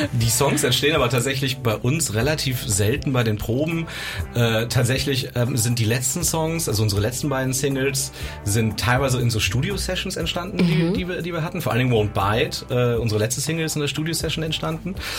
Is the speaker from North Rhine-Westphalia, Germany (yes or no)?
yes; Cologne, North Rhine-Westphalia, Germany; komme wie die anderen auch aus dem wunderschönen Köln